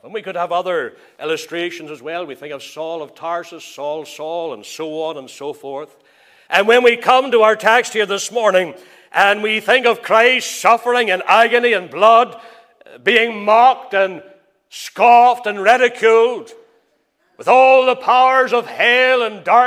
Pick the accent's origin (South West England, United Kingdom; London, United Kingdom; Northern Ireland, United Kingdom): Northern Ireland, United Kingdom; Crossgar; I can remember growing up in the Free Presbyterian Church. My father, he was there in Crossgar from the very beginning.